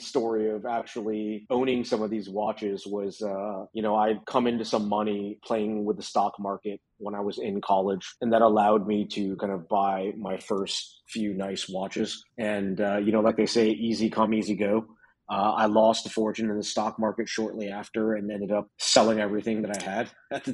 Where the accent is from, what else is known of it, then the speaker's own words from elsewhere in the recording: Potomac, Maryland, United States; moved away as an adult; now in Berkeley, United States; I grew up in Potomac, Maryland, and came out here for college and never left